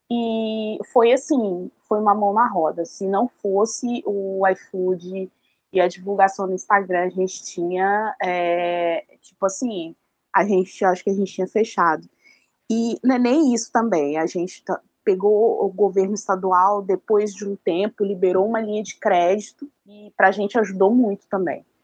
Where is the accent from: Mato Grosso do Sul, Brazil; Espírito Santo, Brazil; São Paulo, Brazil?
Espírito Santo, Brazil; Vitória; é um bairro da capital chamado Jardim Camburi. É o bairro mais populoso de Vitória.